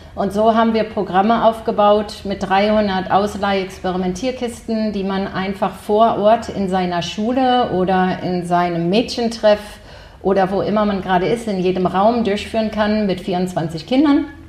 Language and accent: German; Silicon Valley, California, United States; moved away as an adult; also born or lived in Germany / Bonn; now in Hamburg, Germany; ich war klein und bin komplett in den USA groß geworden